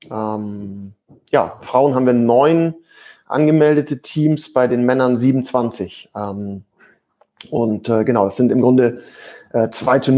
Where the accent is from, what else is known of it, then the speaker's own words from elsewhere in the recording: Danish minority in Germany, Schleswig-Holstein, Germany; also ich selber ähm, bin, bin, sag ich mal, Kind der dänischen Minderheit in, in Deutschland.